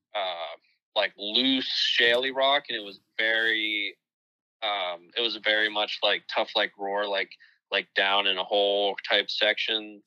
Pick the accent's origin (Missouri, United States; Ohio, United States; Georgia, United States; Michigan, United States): Ohio, United States; my home state of Ohio